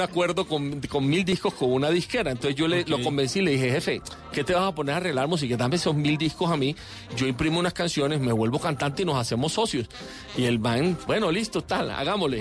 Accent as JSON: {"language": "Spanish", "town": "Barranquilla", "region": "Atlántico", "country": "Colombia", "said": "soy barranquillero"}